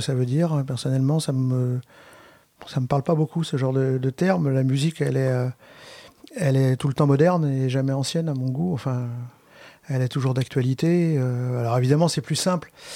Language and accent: French; Brittany, France; je suis breton